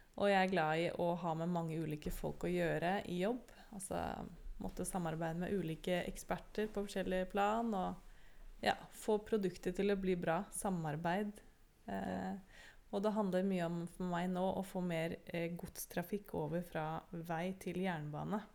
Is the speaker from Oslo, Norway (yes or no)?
yes; Oslo, Norway; also born or lived in United States; jeg vokste opp i Oslo